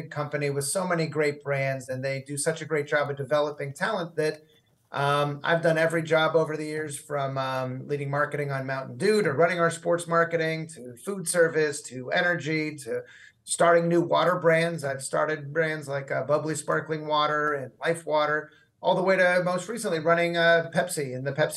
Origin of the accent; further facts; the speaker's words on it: Southern California, United States; moved away as an adult; also born or lived in Chicago / San Francisco Bay Area / New Haven; So I grew up in Southern California. So I'm a SoCal guy